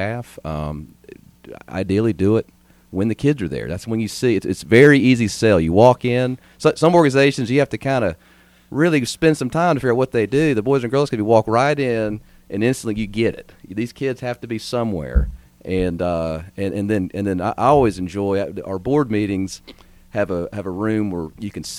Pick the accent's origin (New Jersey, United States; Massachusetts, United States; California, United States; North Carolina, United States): North Carolina, United States; Durham; moved away as an adult; also born or lived in Boone, North Carolina; now in Hendersonville, United States; I mostly grew up in Durham, North Carolina.